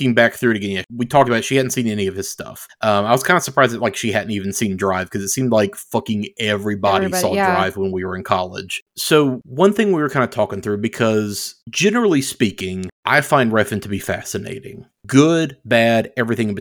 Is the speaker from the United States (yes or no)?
yes; United States; I am American